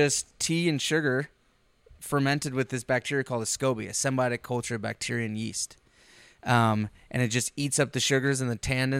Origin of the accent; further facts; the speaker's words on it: Plattsmouth, Nebraska, United States; also born or lived in Panama; So, after they met in on Hill Base, I was born in Panama. 3 years later, they moved to the Midwest. We spent some time in a little place called Plasmouth, Nebraska.